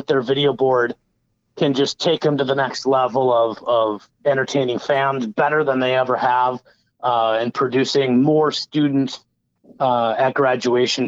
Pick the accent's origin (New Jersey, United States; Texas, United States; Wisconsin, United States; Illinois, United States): Wisconsin, United States; Madison; I'm from another Big Ten area of Madison, Wisconsin